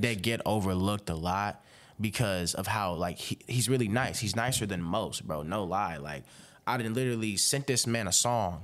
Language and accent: English; Robbins, Illinois, United States; now in Fort Wayne, United States; I reside in Fort Wayne, but I am from Robbins, Illinois. It's a small town outside Chicago